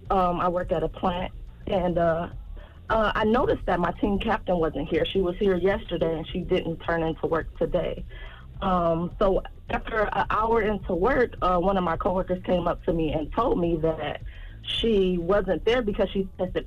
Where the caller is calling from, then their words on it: Detroit, Michigan, United States; I'm calling from Detroit, Michigan.